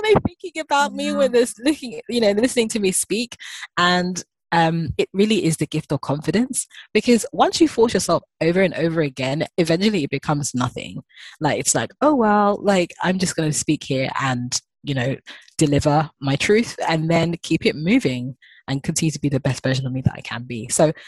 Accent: Ghana; being Ghanaian. Got two passports, a British passport and a Ghanaian passport. And I love being African and I love traveling back home

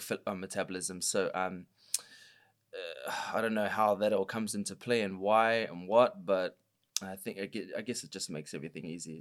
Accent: Auckland, New Zealand; I grew up in South Auckland

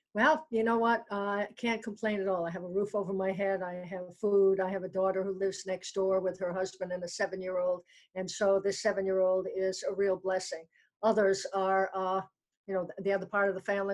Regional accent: New York City, New York, United States; moved away; also born or lived in New Hampshire; I was uh, born in New York City, and my parents are from Brooklyn in the Bronx

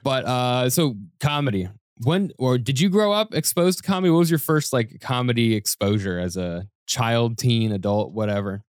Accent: Denver, Colorado, United States; now in New York, United States; I grew up in Denver for the most part

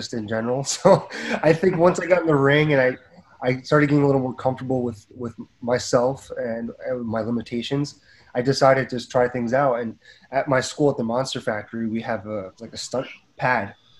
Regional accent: Edison, New Jersey, United States; my hometown in Edison, New Jersey.

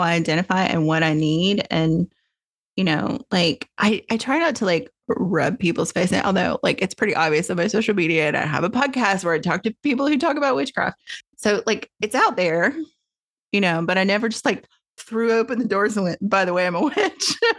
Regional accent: Tennessee, United States; moved away as an adult; now in California, United States; I grew up in Tennessee

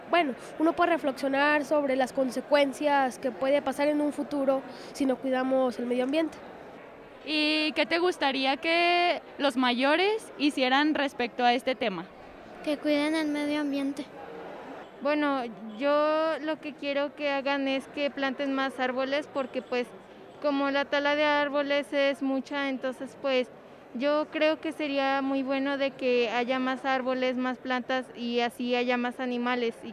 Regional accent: Valparaíso, Zacatecas, Mexico; vengo de Valparaíso

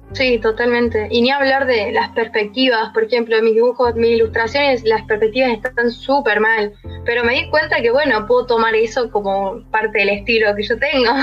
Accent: Río Cuarto, Córdoba, Argentina; soy de Río Cuarto, Córdoba.

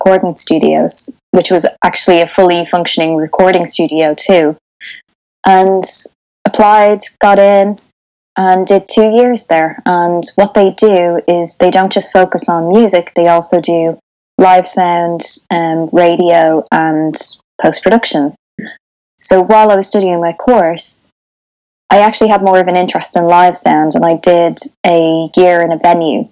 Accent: Ireland; moved away as an adult; also born or lived in Dublin; now in United Kingdom; I'm Irish and fully Catholic country, so, you know, you're forced to go to church every Sunday

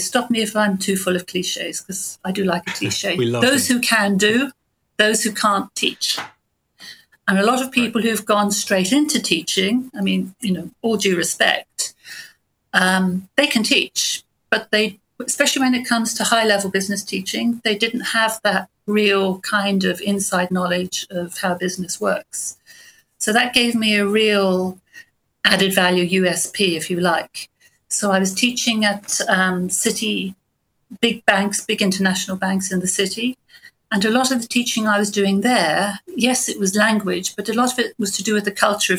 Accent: Bournemouth, South West England, United Kingdom; moved away as an adult; I grew up in Bournemouth, actually, and got away as quickly as I could

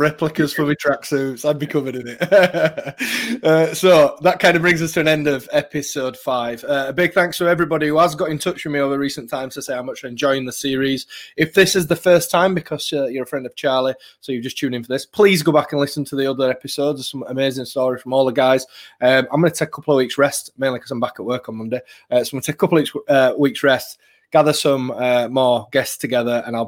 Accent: Yorkshire and the Humber, United Kingdom; I'm some bloke from Yorkshire

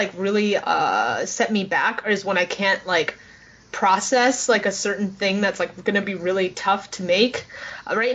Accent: New York City, New York, United States; growing up in New York City

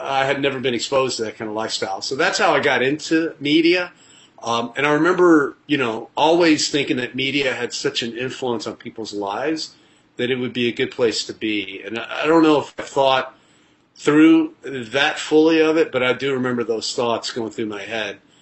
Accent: Nashville, Tennessee, United States; also born or lived in Colombia / Los Angeles; now in New York City, United States; Nashville, my hometown or close to my hometown

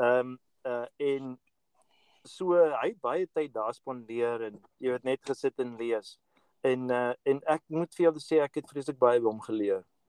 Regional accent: South Africa; moved away as an adult; now in United States; ons wat groot geword het in Suid-Afrika

